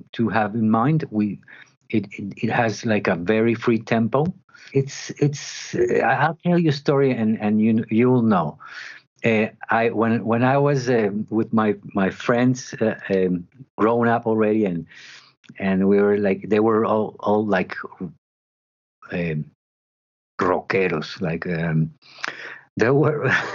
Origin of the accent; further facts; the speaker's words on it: Medellin, Antioquia, Colombia; English is a second language; I grew up in Medellin